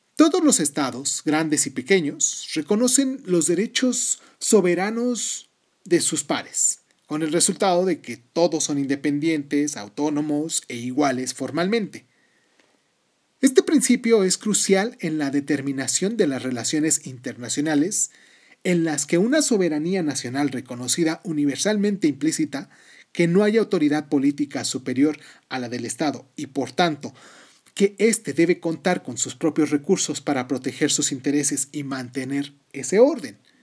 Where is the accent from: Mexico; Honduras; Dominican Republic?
Mexico; yo soy mexicano porque nací en México